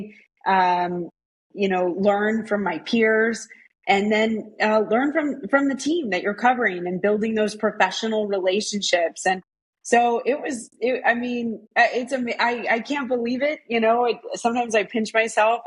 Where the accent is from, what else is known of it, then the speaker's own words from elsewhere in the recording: Washington, District of Columbia, United States; also born or lived in Boston, Massachusetts / Alabama; we grew up in the Washington, D.C. area